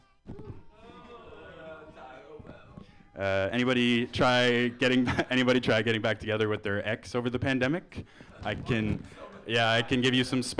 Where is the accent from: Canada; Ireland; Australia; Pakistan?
Canada; moved away as an adult; now in San Francisco Bay Area, United States; I'm from Canada